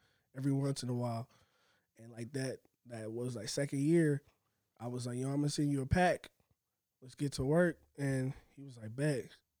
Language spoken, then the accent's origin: English; Indianapolis, Indiana, United States; I'm from Indianapolis.